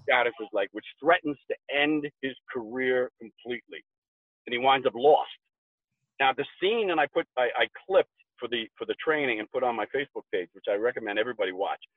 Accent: New York, United States; moved away as an adult; now in Colorado, United States; I'm a New Yorker.

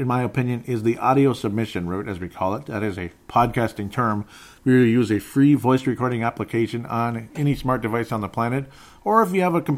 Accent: Minnesota, United States; I'm actually literally from Minnesota

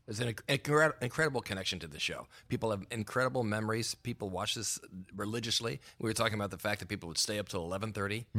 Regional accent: Philadelphia, Pennsylvania, United States; I grew up in Philadelphia

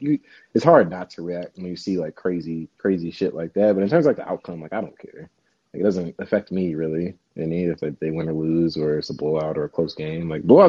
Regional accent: St. Louis, Missouri, United States; now in Las Vegas, United States; I grew up in St. Louis.

